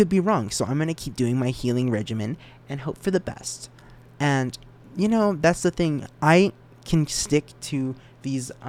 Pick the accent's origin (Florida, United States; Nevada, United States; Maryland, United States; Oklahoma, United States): Nevada, United States; Reno; I'm not from Vegas. Okay. I'm from Reno, Nevada.